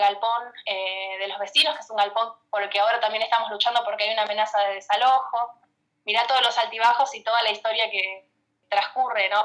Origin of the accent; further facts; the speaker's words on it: González Catán, Buenos Aires Province, Argentina; soy de Catán desde que tengo memoria, así que sí, eh, matancera.